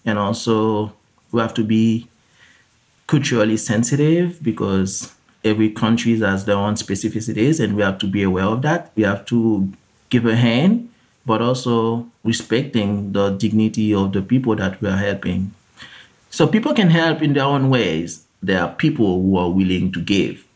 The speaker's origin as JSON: {"language": "English", "country": "Haiti", "tie": "born or raised there", "said": "I was born and raised in Haiti, in the Caribbean."}